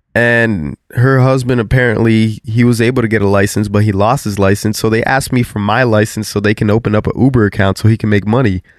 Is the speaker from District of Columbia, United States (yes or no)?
no; South Florida, United States; we're from South Florida